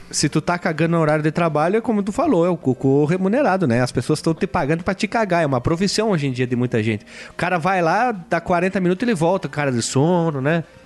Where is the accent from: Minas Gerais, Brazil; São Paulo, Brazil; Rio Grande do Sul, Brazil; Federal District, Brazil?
Rio Grande do Sul, Brazil; Caxias do Sul; eu sou aqui do Uruguai do Norte, conhecido como Rio Grande do Sul, mais precisamente da cidade de Caxias do Sul